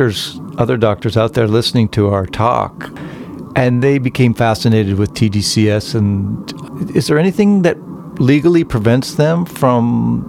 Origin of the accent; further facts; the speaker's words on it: Canada; I'm from Canada